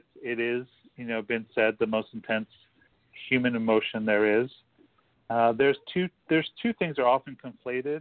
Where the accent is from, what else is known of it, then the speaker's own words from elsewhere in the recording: Long Island, New York, United States; moved away as an adult; also born or lived in San Francisco; now in Los Angeles, United States; I grew up in New York. I left when I was 18